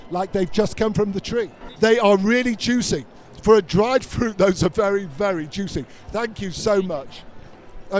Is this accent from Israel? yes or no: yes; Israel; I was from Israel